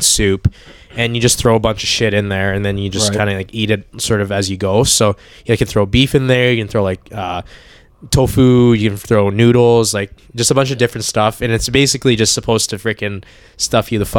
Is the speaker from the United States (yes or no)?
no; Edmonton, Alberta, Canada; also born or lived in Hong Kong; We moved here when I was very young